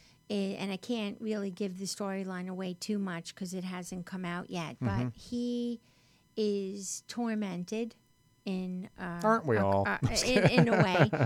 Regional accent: Westchester, New York, United States; accent: New York; now in Los Angeles, United States; I grew up in Westchester

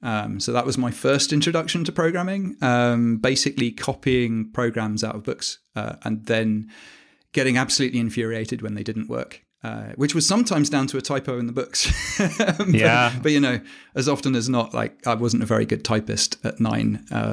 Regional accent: Dubai, United Arab Emirates; I grew up in Dubai as well.

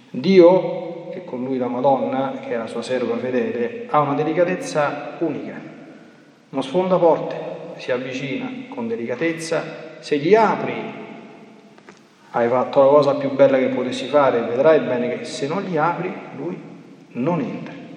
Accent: Italy; born there; sono riti che io mi sto portando dietro un po' per tradizione perché sono nato in Italia

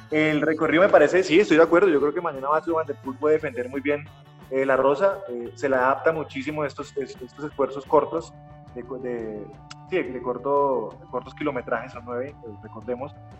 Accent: Bilbao, Basque Country, Spain; yo soy de Bilbao

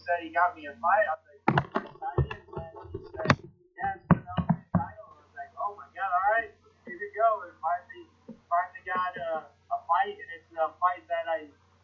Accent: Illinois, United States; I'm from Illinois

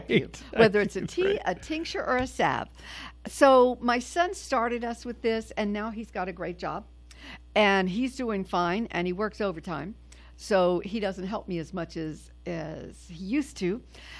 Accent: New Orleans, Louisiana, United States; moved away; I am originally from New Orleans.

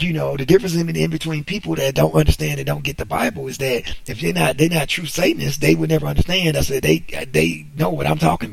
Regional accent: United States; I'm American. I was born here

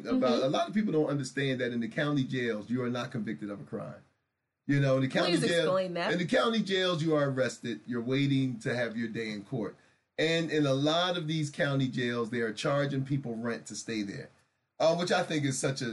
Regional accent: Camden, New Jersey, United States; my hometown, Camden, New Jersey

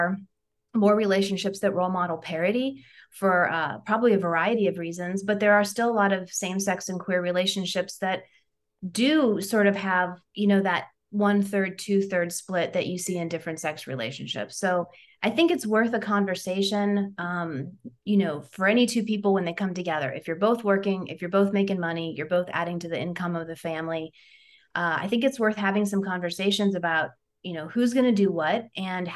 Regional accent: Ohio, United States; I'm from Ohio. And so, you know, Midwestern values, we tend to hold the door open for folks.

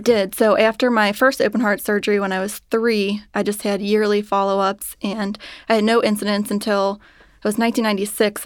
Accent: Cincinnati, Ohio, United States; I was born and raised in Cincinnati

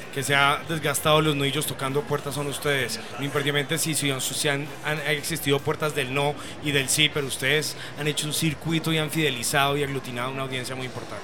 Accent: Antioquia, Colombia; a uno como antioqueño le dicen culebrero, pues es una palabra muy arraigada a, la idiosincrasia de Antioquia

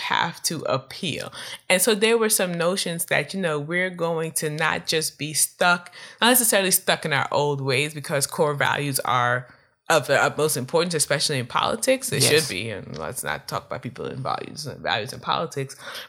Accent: California, United States; not because I'm from California, but making light of the opinions of people who are like me

